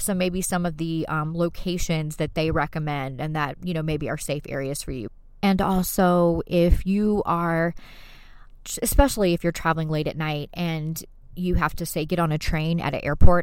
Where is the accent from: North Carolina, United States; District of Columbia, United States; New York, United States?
North Carolina, United States; Fayetteville; I'm from Fayetteville, North Carolina, so we don't even have to parallel park to get our license.